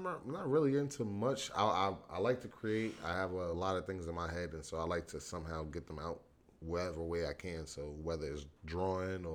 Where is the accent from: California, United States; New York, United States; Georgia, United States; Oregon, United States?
New York, United States; I'm from New York